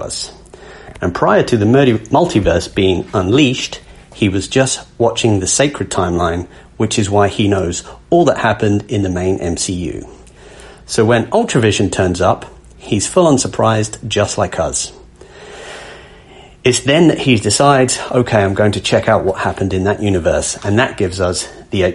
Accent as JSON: {"language": "English", "region": "England", "country": "United Kingdom", "accent": "English", "said": "I am from England, although I am also Irish. I have a Scottish mother, but my accent is primarily English."}